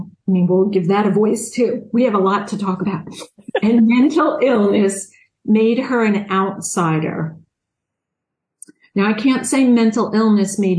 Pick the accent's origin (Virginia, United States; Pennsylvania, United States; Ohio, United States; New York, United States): New York, United States; Long Island; accent: Long Island; I'm from New York. I'm guessing you can hear my Long Island accent.